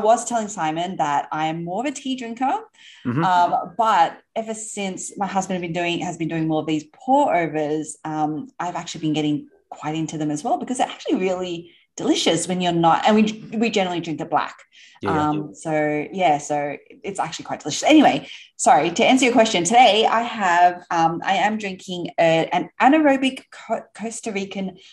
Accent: Sydney, New South Wales, Australia; moved away as an adult; now in New York City, United States; I don't know if you can tell from the accent, but we are from Sydney in Australia

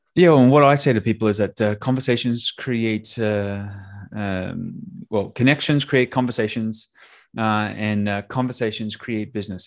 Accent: Australia; now in Tampa, United States; I'm an Australian that now lives in, uh, t, uh, Tampa, Florida.

